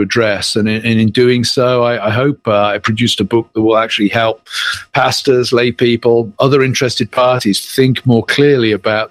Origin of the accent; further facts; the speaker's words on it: United Kingdom; moved away as an adult; now in Pennsylvania, United States; as you can tell from my accent, I'm not from the south side of Philly. I'm from the United Kingdom